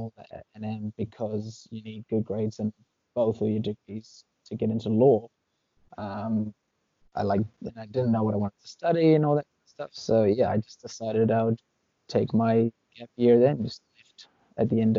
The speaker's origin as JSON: {"language": "English", "country": "New Zealand", "tie": "born or raised there", "also_born_or_lived": "Uruguay", "first_language": "Spanish", "second_language": "English", "said": "I was born in New Zealand, but when I was about 11 weeks old, moved to Uruguay, South America. So I lived there until I was about 8"}